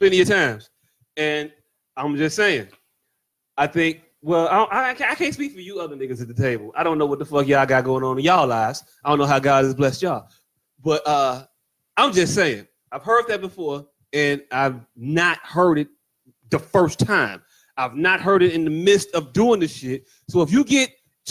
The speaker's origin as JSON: {"language": "English", "town": "Chicago", "region": "Illinois", "country": "United States", "said": "I am from Marquette Park area"}